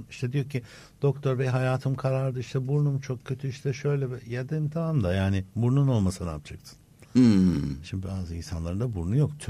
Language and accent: Turkish; Turkey; ben kendim bir Türk olarak Türkiye olarak Türk hekimi